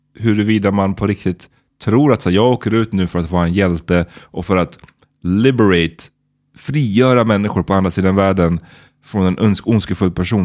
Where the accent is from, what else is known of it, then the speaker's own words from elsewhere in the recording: Sweden; man som svensk